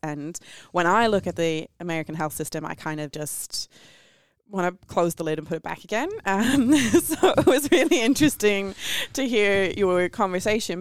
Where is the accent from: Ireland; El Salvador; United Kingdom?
Ireland; I'm Irish